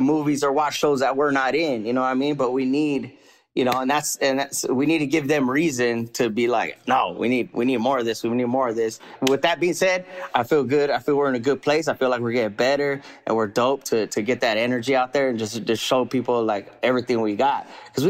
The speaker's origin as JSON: {"language": "English", "region": "California", "country": "United States", "tie": "born or raised there", "said": "I grew up here in California, you know, Califas"}